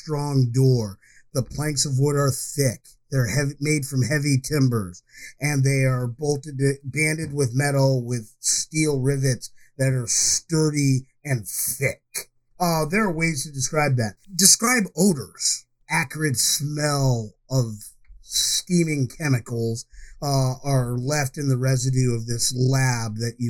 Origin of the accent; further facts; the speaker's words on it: Ithaca, New York, United States; my hometown growing up, I will always talk about the fact that Cornell University is there